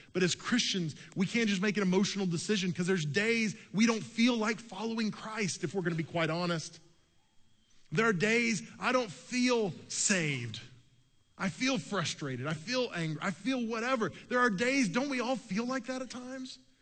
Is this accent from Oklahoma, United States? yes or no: yes; Oklahoma City, Oklahoma, United States; I grew up in Oklahoma City.